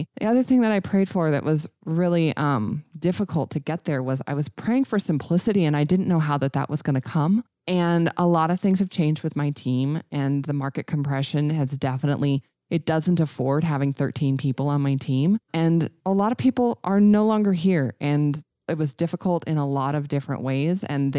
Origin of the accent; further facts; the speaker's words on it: Red Lodge, Montana, United States; And so we're doing a grand opening of a little bitty tiny office in Red Lodge. So